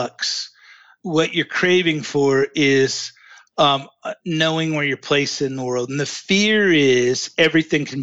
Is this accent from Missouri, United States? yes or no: yes; Ozark, Missouri, United States; In Ozark, Missouri, in the Ozark Mountains.